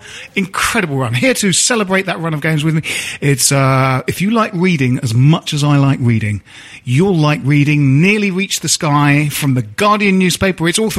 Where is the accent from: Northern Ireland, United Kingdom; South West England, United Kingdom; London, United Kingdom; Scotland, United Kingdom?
London, United Kingdom; Bromley; also born or lived in Dalston, London; I lived in many places. I grew up in Bromley